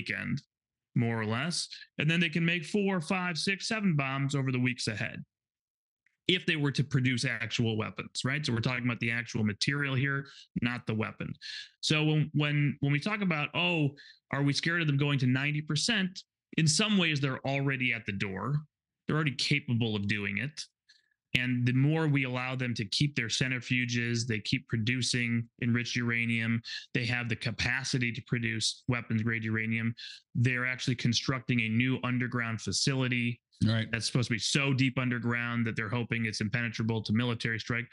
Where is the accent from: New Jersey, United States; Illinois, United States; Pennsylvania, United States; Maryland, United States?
Illinois, United States; Chicago; I'm from Chicago